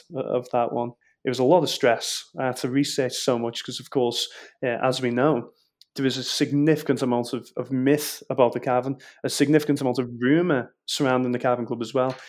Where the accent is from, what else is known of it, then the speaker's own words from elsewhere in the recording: Liverpool, North West England, United Kingdom; accent: Scouse; I was born in Walton, so county roads, a very working class sort